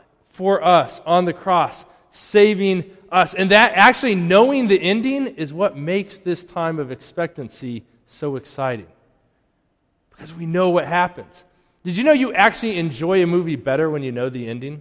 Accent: Colorado, United States; now in Wakefield, United States; growing up in Colorado

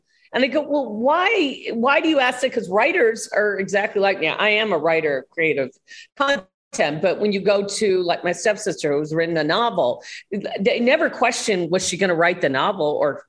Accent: Midwest, United States; I was from the Midwest. I wasn't a blonde bimbo.

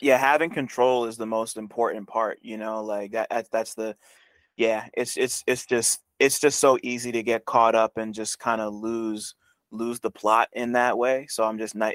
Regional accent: New Jersey, United States; I'm from Jersey

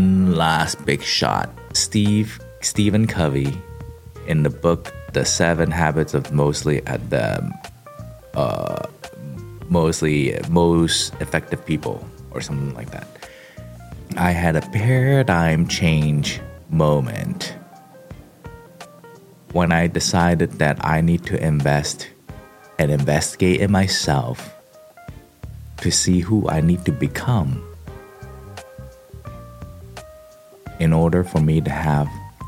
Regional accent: Kowloon, Hong Kong; now in Silicon Valley, United States; the kid growing up in Hong Kong in Sam Shui Po, which is like, yeah, it's in the Kowloon side

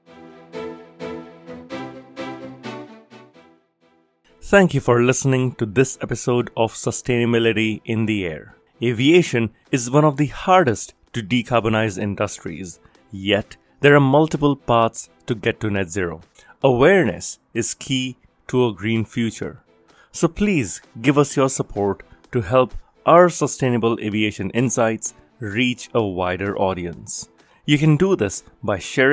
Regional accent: Singapore; grew up in Singapore, so I actually took courses in Mandarin

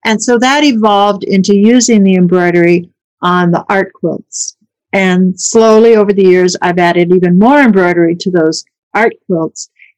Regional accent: Colorado, United States; born there; also born or lived in Minnesota; now in Chicago, United States; I was born in Colorado. When I was older, my parents bought a farm in Minnesota. So I lived on the farm for a few years and then went away to school there.

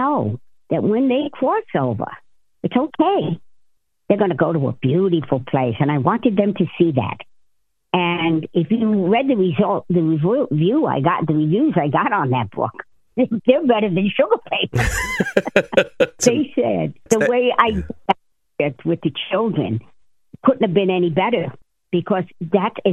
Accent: Jersey City, New Jersey, United States; I was born and raised in Jersey City. I grew up with a bunch of wise guys

